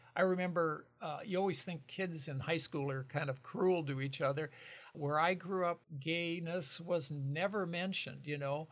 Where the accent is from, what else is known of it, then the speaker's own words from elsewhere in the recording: Lincoln County, Washington, United States; moved away as an adult; now in Longview, United States; Lincoln, Lincoln, uh, next to Spokane County